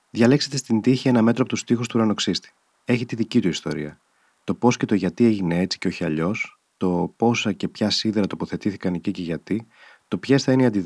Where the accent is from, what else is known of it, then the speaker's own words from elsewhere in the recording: Athens, Attica, Greece; born there; Γεννήθηκα όμω στην Αθήνα το 1936.